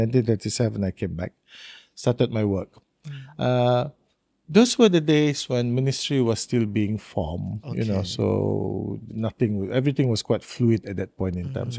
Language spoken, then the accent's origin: English; Tutong District, Brunei; also born or lived in Seraya; So I was actually born in Seraya. And then after a few years, he was moved to Tutong. So I went to school in Tutong.